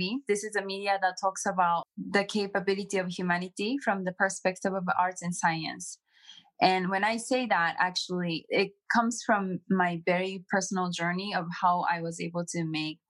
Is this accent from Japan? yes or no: yes; Japan; I was born and raised in Japan. I grew up in Japan entirely